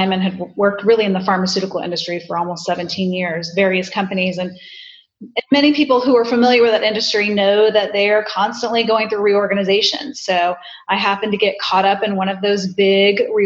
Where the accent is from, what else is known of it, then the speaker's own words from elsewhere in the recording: Tampa, Florida, United States; Home, Tampa